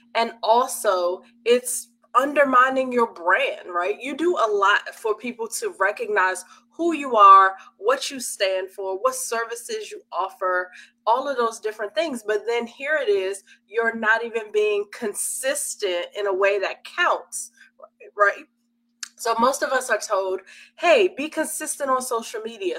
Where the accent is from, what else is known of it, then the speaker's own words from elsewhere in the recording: Washington, District of Columbia, United States; I'm from Washington, D.C.